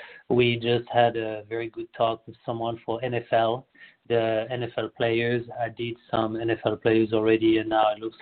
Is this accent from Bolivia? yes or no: no; France; moved away as an adult; now in United States; I'm born and raised in France